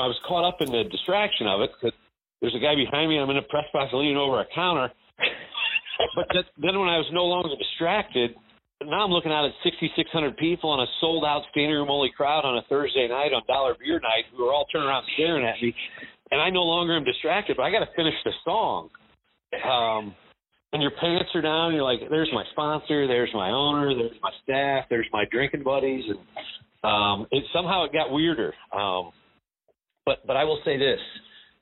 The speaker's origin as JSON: {"language": "English", "town": "Notre Dame", "region": "Indiana", "country": "United States", "tie": "born or raised there", "also_born_or_lived": "Bloomington, Indiana", "moved": "yes", "lives_now": "Frisco, United States", "said": "I was born in Bloomington, Indiana. I was delivered by the IU team doctor, and I grew up in Notre Dame"}